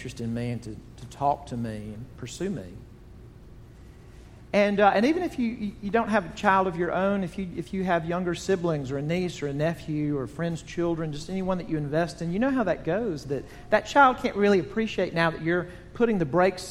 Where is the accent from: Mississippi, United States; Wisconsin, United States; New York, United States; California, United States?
Mississippi, United States; Jackson; Growing up in Jackson, Mississippi